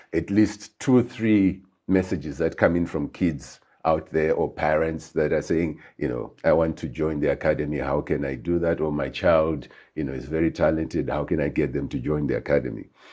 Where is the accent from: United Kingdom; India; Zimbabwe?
Zimbabwe; Harare; moved away as an adult; I was born in Highfield, grew up in Highfield